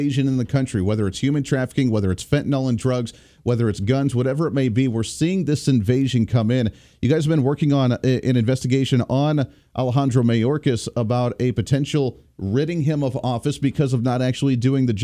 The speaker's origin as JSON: {"language": "English", "region": "Kansas", "country": "United States", "tie": "born or raised there", "said": "the great state of Kansas, my home state"}